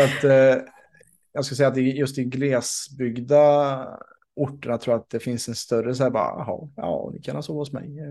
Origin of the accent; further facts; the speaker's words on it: Vänersborg, Västra Götaland, Sweden; also born or lived in Ängsbacka; i min hemstad Vänersborg